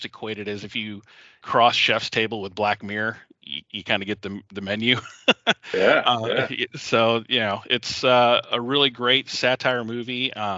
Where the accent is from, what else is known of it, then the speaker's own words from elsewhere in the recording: Savannah, Georgia, United States; And I'm from Savannah, Georgia, actually. Yeah, I grew up there.